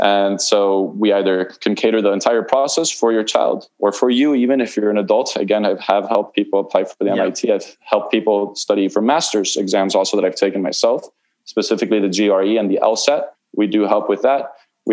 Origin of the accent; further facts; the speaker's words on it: Key Biscayne, Florida, United States; I grew up on Key Biscayne